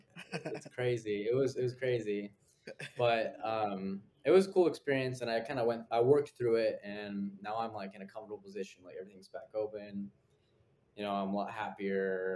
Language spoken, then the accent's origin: English; Fresno, California, United States; moved away as an adult; now in New York City, United States; I grew up in Fresno